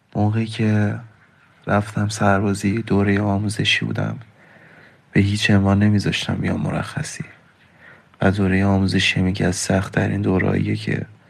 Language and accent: Persian; Isfahan, Iran; منو از شهر خودم دورم کردن و فکر میکردم میفتم اصفهان دو شهر خودم پیش خونوادم